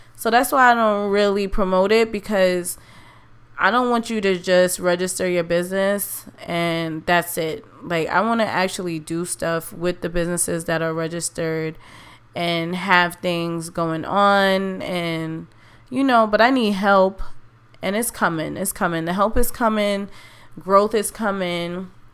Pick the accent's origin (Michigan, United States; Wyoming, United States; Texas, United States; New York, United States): New York, United States; I love to vacation in my hometown. New York is a beautiful place